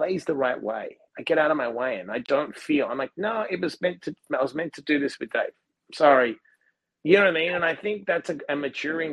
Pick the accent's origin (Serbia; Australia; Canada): Australia; now in United States; being Australian